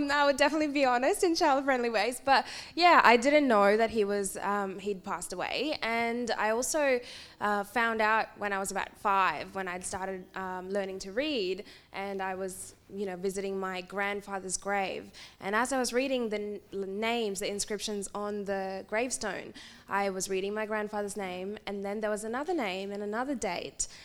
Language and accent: English; India; moved away; I was born in India, and I was born in a predominantly female household with my aunties and grandmas and mum